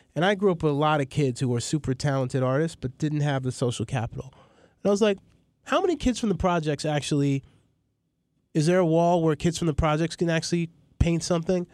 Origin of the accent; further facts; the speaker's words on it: New York City, New York, United States; also born or lived in Maryland; I'm from Astoria, from across the street from the projects